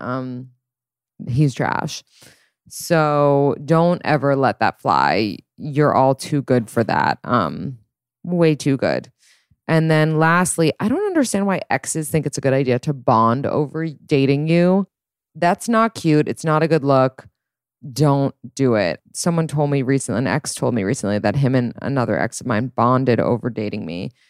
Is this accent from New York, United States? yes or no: yes; New York City, New York, United States; I'm from New York City